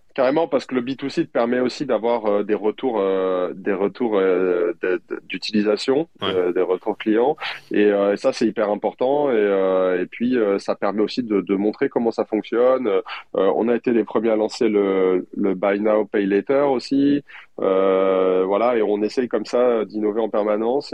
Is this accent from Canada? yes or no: no; France; en tant que Français